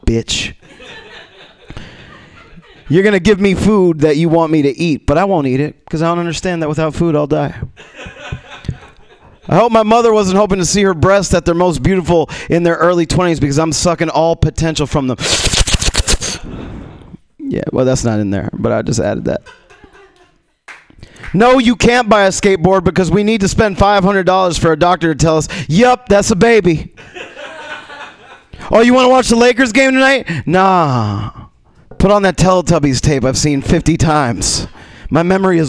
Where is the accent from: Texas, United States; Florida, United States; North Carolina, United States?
Florida, United States; Miami; now in Los Angeles, United States; I'm from Miami, man. I just live in Los Angeles